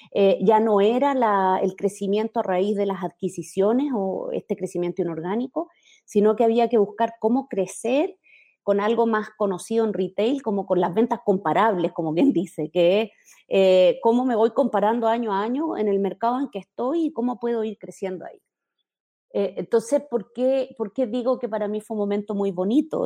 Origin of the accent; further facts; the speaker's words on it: Chile; moved away as an adult; now in Mexico; Soy chilena, vivo hace mm, ocho años, un poquito más, en México, lugar al que me moví por mi carrera profesional